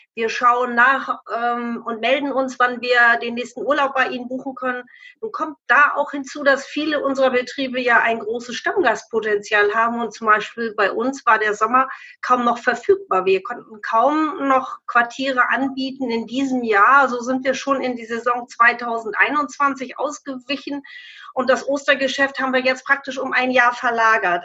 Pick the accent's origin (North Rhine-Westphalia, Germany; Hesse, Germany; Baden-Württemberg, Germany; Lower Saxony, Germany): Lower Saxony, Germany; bei uns in Niedersachsen